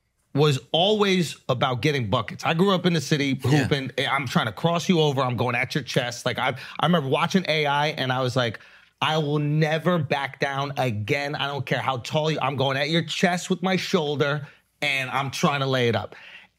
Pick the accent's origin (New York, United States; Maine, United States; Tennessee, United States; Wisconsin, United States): New York, United States; New York City; I grew up in New York City. I watched the Knicks.